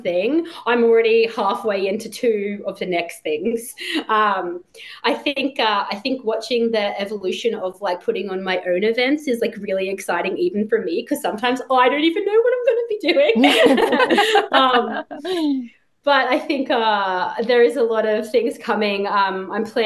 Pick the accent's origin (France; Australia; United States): Australia; now in Toronto, Canada; I'm Australian